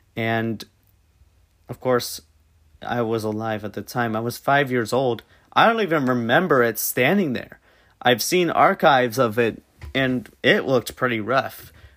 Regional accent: Tampa, Florida, United States; I'm originally from Tampa Bay

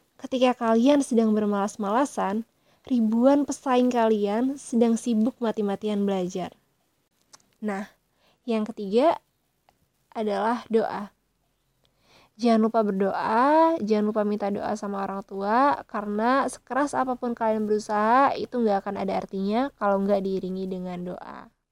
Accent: Tanggamus Regency, Lampung, Indonesia; Aku berasal dari daerah Lampung, Kabupaten Tagamus

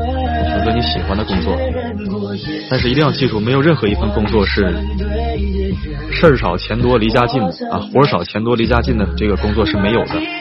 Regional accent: Inner Mongolia, China; moved away; 总能想起来老家来。这首歌想起我的家乡内蒙古。

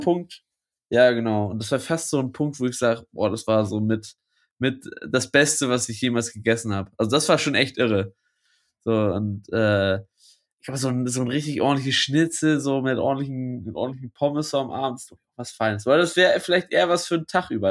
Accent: Lübeck, Schleswig-Holstein, Germany; bei uns in Lübeck

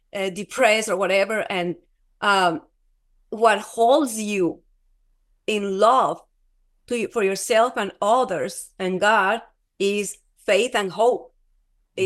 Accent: Colombia; moved away; I'm from Colombia.

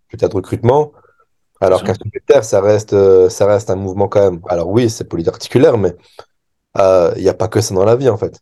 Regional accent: France; en tant que Français

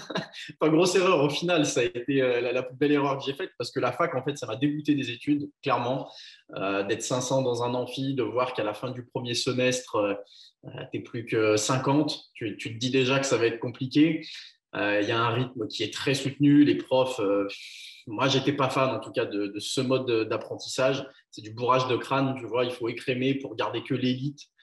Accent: Chaponost, Auvergne-Rhône-Alpes, France; also born or lived in Lyon; Je suis d'un petit village à vingt minutes au sud de Lyon à la base. Mais, euh, aujourd'hui, je suis installé à Lyon Centre, ouais. Je suis chaponais

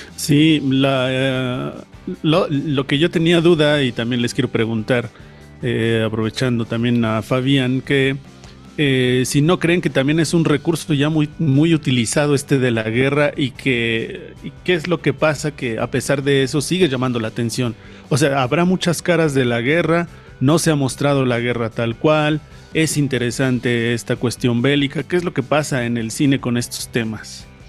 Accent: Mexico; aquí en una cultura como la mexicana

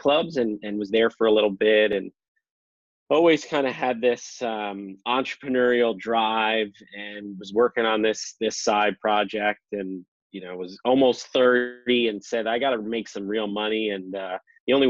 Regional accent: Scarsdale, New York, United States; also born or lived in Bloomington, Indiana; now in Cincinnati, United States; I grew up in Scarsdale, New York. It was about 30 minutes north of the city

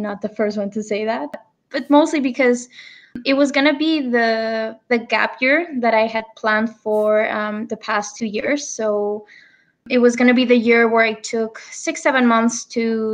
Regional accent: Barcelona, Catalonia, Spain; moved away as an adult; I'm originally from Barcelona. I'm here right now. I lived here for most of my life until I finished university.

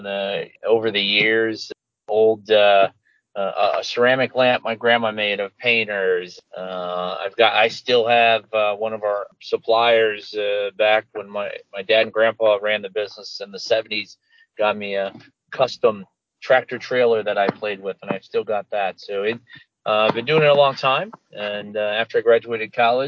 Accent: St. Louis, Missouri, United States; we're from St. Louis

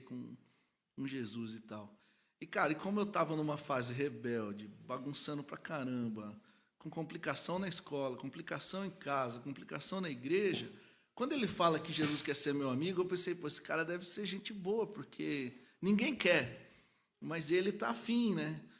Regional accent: Cordeirópolis, São Paulo, Brazil; moved away; also born or lived in Goiânia; eu sou daqui de São Paulo, mas aí minha família mudou pro interior, para uma cidadezinha que chama Corderópolis

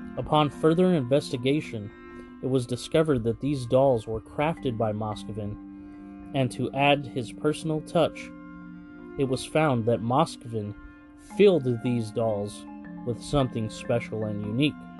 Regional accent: Fresno, California, United States; from right here in Fresno, California, my hometown

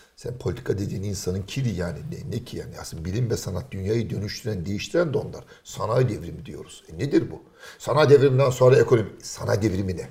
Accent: Trabzon, Turkey; Çocukluğum Trabzon'da geçti

